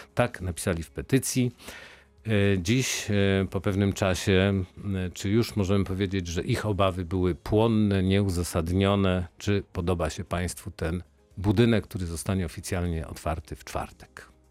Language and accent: Polish; Wrocław, Lower Silesian Voivodeship, Poland; jako wrocławianin